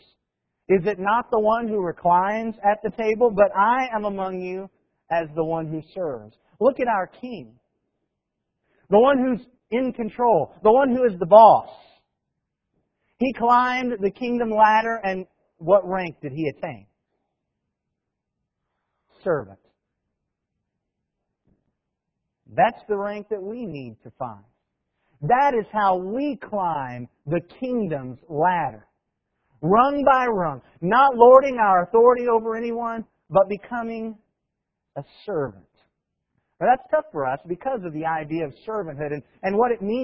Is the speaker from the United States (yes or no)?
yes; United States; We're American.